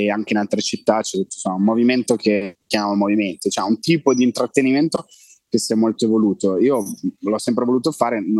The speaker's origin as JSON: {"language": "Italian", "country": "Italy", "said": "penso di essere l'unico italiano che ha un abbonamento che finisce i dati"}